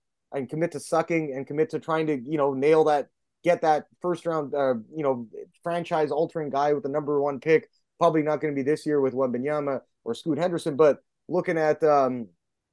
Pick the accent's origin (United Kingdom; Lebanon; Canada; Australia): Canada; I'm Canadian